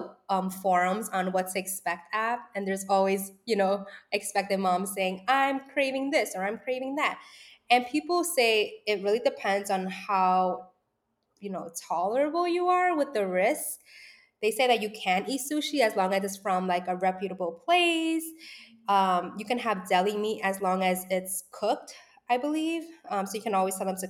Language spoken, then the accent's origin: English; New York City, New York, United States; born and raised in the Lower East Side